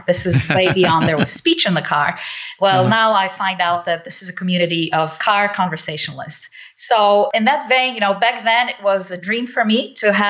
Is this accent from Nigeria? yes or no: yes; Nigeria; also born or lived in Poland / England; now in United States; I was born in Poland. I'm Polish. I was brought up in Africa, Nigeria, then went through actually three countries. But I came to the U.S. straight from England.